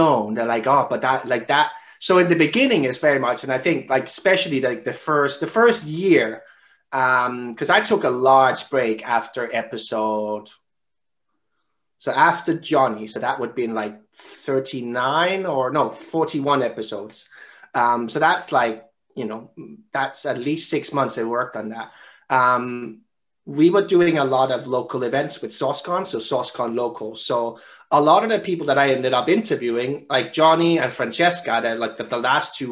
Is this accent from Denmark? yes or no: yes; Denmark; I found another Danish guy who studied at the same university as me from my hometown